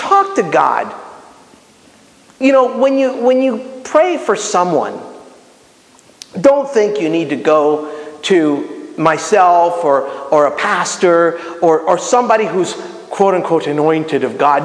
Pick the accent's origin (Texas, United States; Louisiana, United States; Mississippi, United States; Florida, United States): Florida, United States; Miami; I'm Cuban, okay? I mean, you guys know that, right? And I grew up in Miami